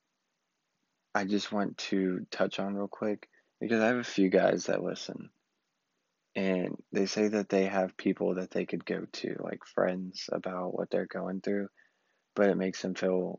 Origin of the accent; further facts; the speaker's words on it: Southeast Texas, United States; also born or lived in Austin, Texas; I just wanted to get out of my hometown. Hated Southeast Texas. I'm back now